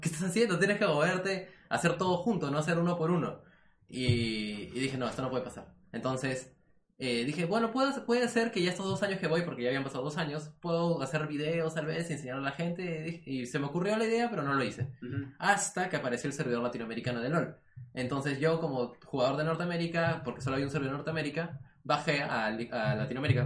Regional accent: Peru

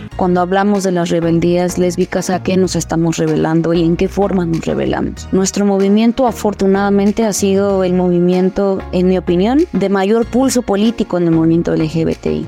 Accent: Cuernavaca, Morelos, Mexico; soy originaria de Cuernavaca, Morelos

